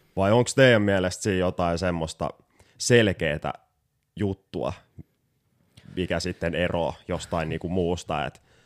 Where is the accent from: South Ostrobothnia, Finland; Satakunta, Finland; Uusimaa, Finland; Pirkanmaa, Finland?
Uusimaa, Finland; Porvoo; oma kotikaupunkini Porvoon jokirantaa